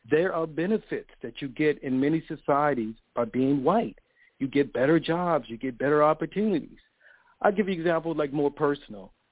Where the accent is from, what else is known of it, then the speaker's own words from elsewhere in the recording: Baltimore, Maryland, United States; I grew up in West mm-hmm. Baltimore.